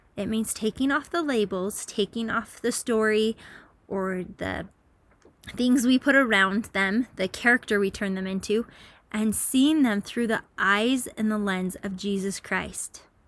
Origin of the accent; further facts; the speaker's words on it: Utah, United States; I'm from Utah